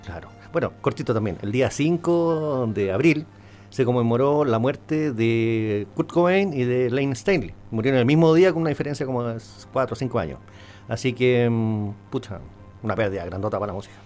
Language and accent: Spanish; Chile; somos un país, somos todos chilenos